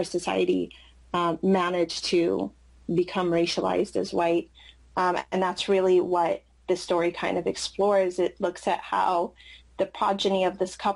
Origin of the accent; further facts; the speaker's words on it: San Jose, California, United States; English is a second language; I grew up in San Jose, which is a pretty, I would say, culturally diverse place